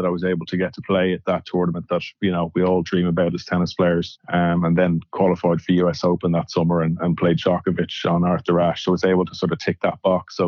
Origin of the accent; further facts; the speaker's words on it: Ireland; I'm Irish